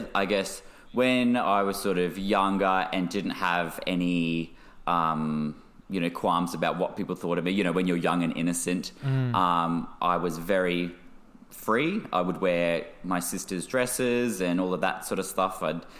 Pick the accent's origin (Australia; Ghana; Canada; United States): Australia; Yeppoon, Queensland; I grew up in a small regional town in central Queensland. So it's called Yeppoon